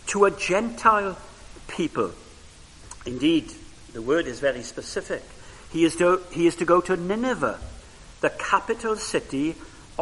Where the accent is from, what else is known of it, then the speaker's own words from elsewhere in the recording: Wales, United Kingdom; first language Welsh; English is a second language; Welsh was my first language